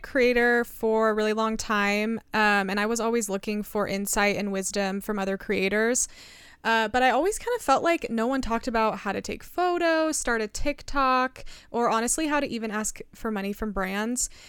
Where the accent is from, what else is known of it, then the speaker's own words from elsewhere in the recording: United States; I grew up in America, very privileged